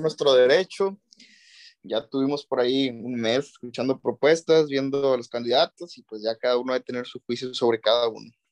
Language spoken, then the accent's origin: Spanish; Mexico; como mexicanos debemos conocer